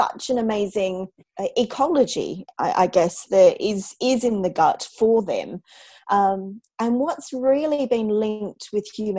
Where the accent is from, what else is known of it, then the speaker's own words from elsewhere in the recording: Australia; accent: Antipodean; moved away as an adult; now in London, United Kingdom; I'm obviously Australian